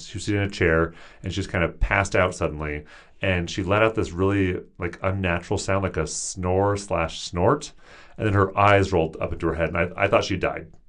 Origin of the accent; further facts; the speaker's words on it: Seattle, Washington, United States; moved away as an adult; also born or lived in Tucson, Arizona; I'm from the Seattle area, and all my siblings lived nearby my parents